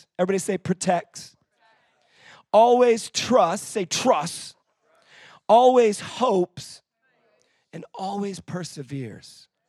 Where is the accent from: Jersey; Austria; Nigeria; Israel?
Israel; moved away as an adult; now in United Kingdom; And so here's the thing that I can tell you as somebody who's grown up in Israel.